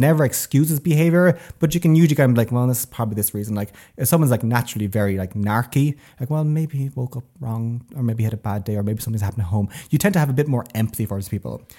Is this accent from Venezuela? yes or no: no; Tipperary, Munster, Ireland; moved away as an adult; now in Sweden; I'm from Tipperary originally